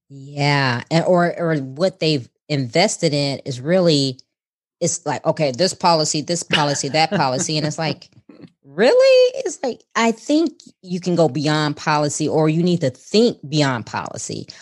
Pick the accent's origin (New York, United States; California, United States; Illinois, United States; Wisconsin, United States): Illinois, United States; Chicago; now in Houston, United States; we were both from Chicago, and I said the same thing when I moved to Houston